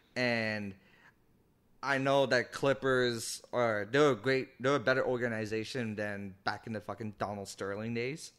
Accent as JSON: {"language": "English", "town": "Toronto", "region": "Ontario", "country": "Canada", "said": "we're from Toronto"}